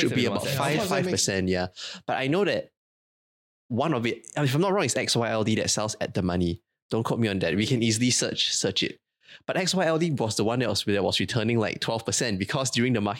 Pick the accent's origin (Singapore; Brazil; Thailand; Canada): Singapore; being Singaporean